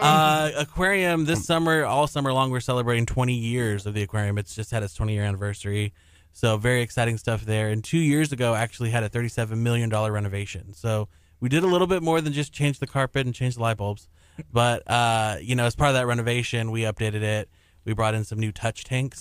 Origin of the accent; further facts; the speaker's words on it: Houston, Texas, United States; I'm from Southeast Houston